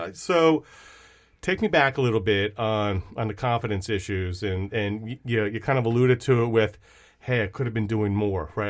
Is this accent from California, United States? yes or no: no; Fort Lee, New Jersey, United States; moved away; also born or lived in Long Island, New York; I'm from Strong Island, but, uh, went to high school in Bergen County as well in Fort Lee